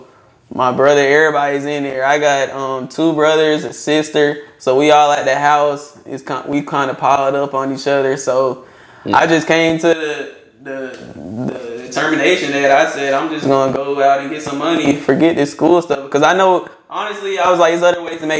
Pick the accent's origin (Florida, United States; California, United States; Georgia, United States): Georgia, United States; Stockbridge; also born or lived in Gwinnett County, Georgia / McDonough, Georgia; I'm from Stockbridge, Georgia. I done bounced around. I done lived in Gwinnett before. I lived in McDonough, Henry County, Stockbridge. Graduated from Stockbridge High School.